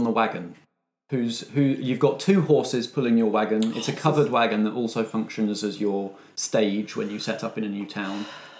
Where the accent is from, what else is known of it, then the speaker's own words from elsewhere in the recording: United Kingdom; I'm excited to see how, as British people who are generally a bit wary of guns, we all fit into the weapon-heavy, action-heavy Western genre.